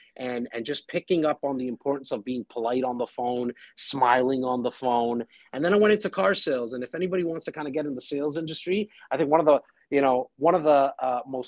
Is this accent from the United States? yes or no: no; India; Hey, I'm Indian. We generally age quite well.